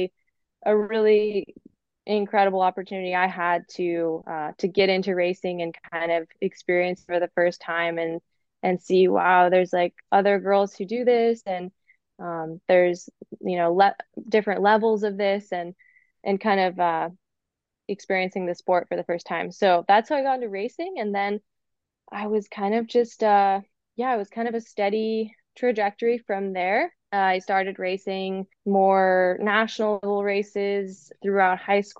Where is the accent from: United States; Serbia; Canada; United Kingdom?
United States